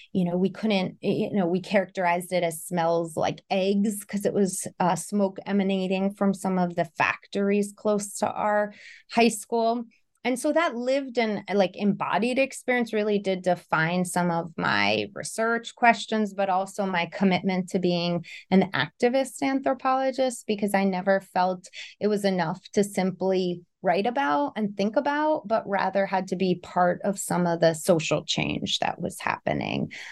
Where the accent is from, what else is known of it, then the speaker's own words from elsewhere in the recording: Elizabeth, New Jersey, United States; I grew up in North Jersey, Elizabeth, New Jersey